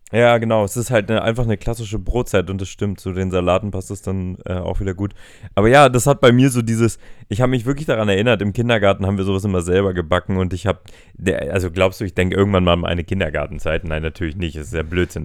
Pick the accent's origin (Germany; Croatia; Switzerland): Germany; Hamburg; wir als Hamburger